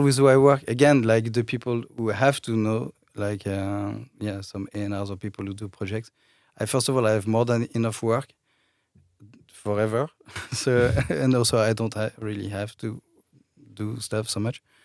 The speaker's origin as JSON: {"language": "English", "country": "France", "accent": "French", "second_language": "English", "moved": "yes", "said": "i come from france i think you can hear my accent"}